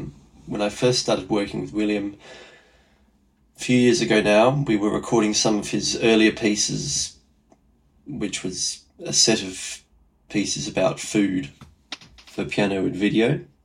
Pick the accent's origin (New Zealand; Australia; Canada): Australia; now in London, United Kingdom; I'm from Australia. I live in London as well.